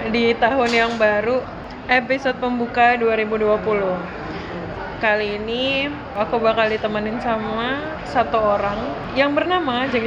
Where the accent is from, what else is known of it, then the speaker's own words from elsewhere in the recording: Pekanbaru, Riau, Indonesia; moved away; Jadi Mahi sama aku tuh kita satu satu daerah yaitu Pekanbaru.